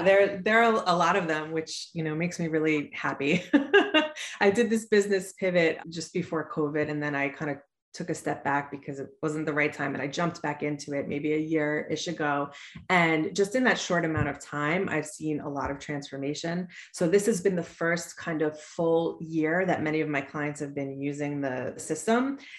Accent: Suffolk County, Long Island, New York, United States; also born or lived in Pennsylvania; So I'm from Long Island, New York. I grew up in Suffolk County

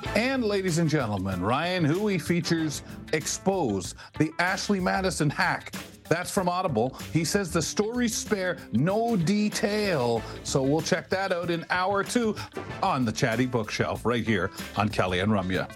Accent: London, Ontario, Canada; also born or lived in Montreal / Brantford / Toronto; I was born in Montreal. I love my part of London that I, I, grew up in, in Byron

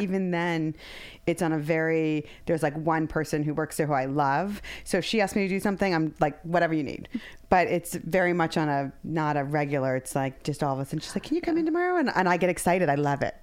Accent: Ohio, United States; moved away; growing up in Ohio

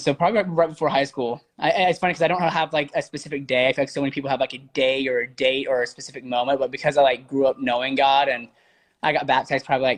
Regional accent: Alabama, United States; I grew up in Alabama

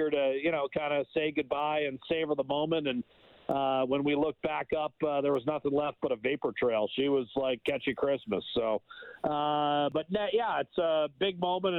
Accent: United States; growing up in the States, a little bit different than growing up in Canada

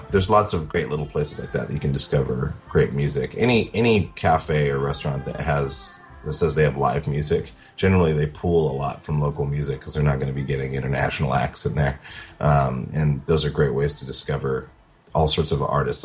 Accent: Montana, United States; now in New York City, United States; I grew up in Montana

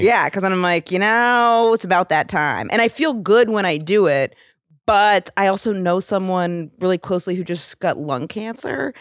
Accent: Rome, Maine, United States; In my hometown of Rome

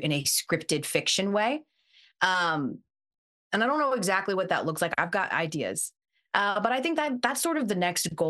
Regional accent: Atlanta, Georgia, United States; I'm from Atlanta

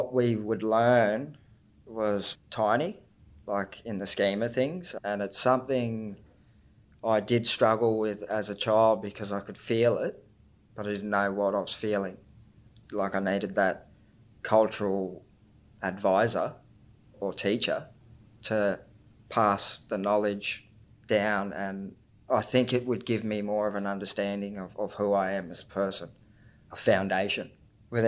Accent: Tweed Heads, New South Wales, Australia; I'm from Tweed Heads, Minjimbul, Bundjalung country, which is down south on the border of Queensland and New South Wales.

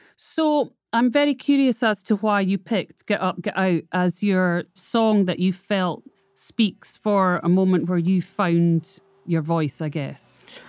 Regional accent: Scotland, United Kingdom; I am a Scottish redhead

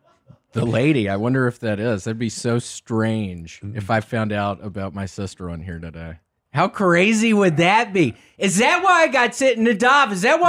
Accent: Memphis, Tennessee, United States; moved away; Grew up in Memphis, Tennessee.

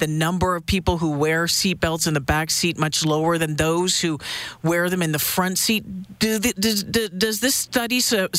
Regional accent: Ontario, Canada; Yeah, and you know what? I grew up in Ontario as well.

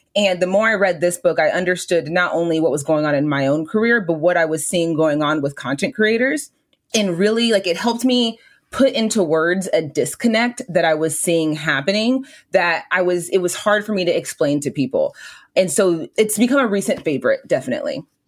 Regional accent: Southern California, United States; I'm from Southern California. Like I'm from like I'm this is my home

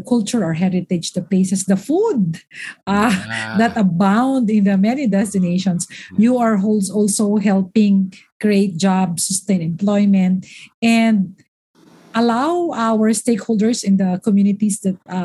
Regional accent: Naga, Bicol Region, Philippines; also born or lived in Albay; I was born in Albay. I grew up in Naga.

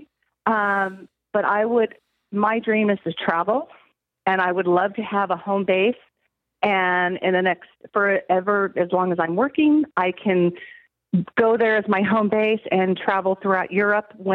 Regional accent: California, United States; moved away as an adult; now in Atlanta, United States; I moved to Georgia a year ago. I'm actually born and bred in California.

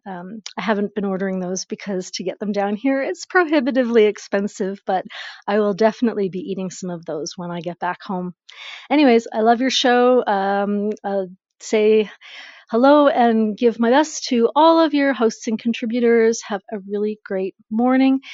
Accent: Canada; moved away as an adult; now in United States; I'm a Canadian down here. I've been in the States, uh, si- mm, five years now

